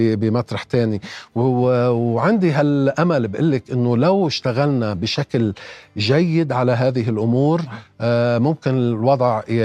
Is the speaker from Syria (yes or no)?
no; Lebanon; انا يعني بقدر ما بعتز اني لبناني